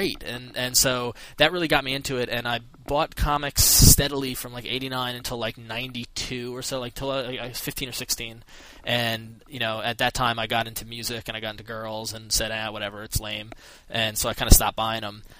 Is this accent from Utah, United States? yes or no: no; Long Island, New York, United States; I grew up on Long Island in New York